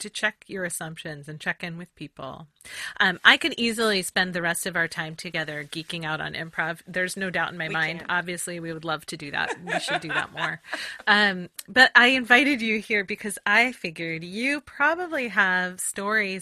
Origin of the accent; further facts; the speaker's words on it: Southern Oregon, United States; I grew up in Southern Oregon